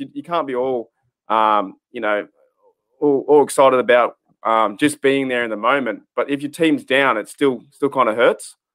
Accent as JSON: {"language": "English", "country": "Australia", "said": "as an Australian fan, coming from so far away"}